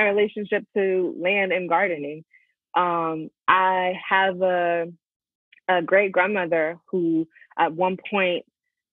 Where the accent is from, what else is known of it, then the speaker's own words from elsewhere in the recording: Hampton, Virginia, United States; moved away as an adult; growing up in the Hampton Roads